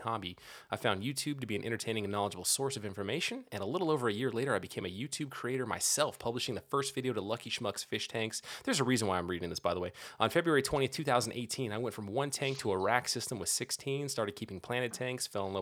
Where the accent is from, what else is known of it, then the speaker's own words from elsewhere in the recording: California, United States; now in Washington, United States; I'm born and raised in California